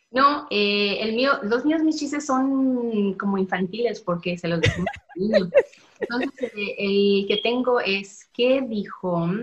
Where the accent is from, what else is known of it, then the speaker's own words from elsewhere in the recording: Fort Worth, Texas, United States; also born or lived in Guanajuato, Mexico; estoy aquí en, viviendo en Fort Worth, en Texas. Eh, tengo aquí ya desde que tenía yo tres años. Yo nací en México, en Guanajuato